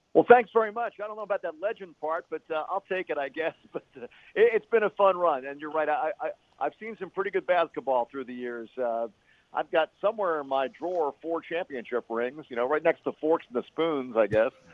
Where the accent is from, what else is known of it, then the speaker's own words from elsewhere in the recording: Philadelphia, Pennsylvania, United States; now in San Antonio, United States; I grew up in Philadelphia